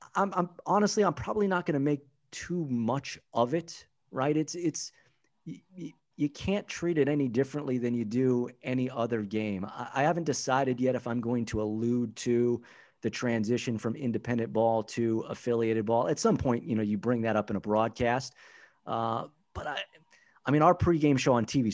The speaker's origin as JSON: {"language": "English", "region": "Southern California", "country": "United States", "tie": "born or raised there", "moved": "yes", "lives_now": "St. Paul, United States", "said": "born and raised in Southern California"}